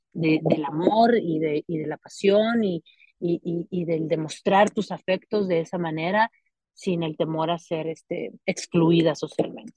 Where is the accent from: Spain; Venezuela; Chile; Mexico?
Mexico; Álamo, Sonora; Yo soy de Sonora, soy de un pueblo que se llama Álamo, Sonora